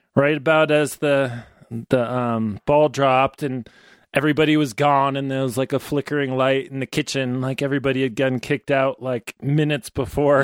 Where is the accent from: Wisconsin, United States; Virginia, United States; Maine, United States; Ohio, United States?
Maine, United States; also born or lived in New Hampshire; now in Ouray, United States; I grew up in Maine and New Hampshire